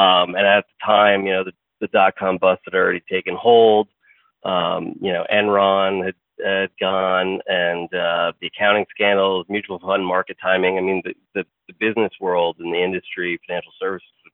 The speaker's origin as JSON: {"language": "English", "town": "Morristown", "region": "New Jersey", "country": "United States", "tie": "born or raised there", "said": "I grew up in Marstown, which is where our headquarters are now. So I really haven't strayed too far from the nest."}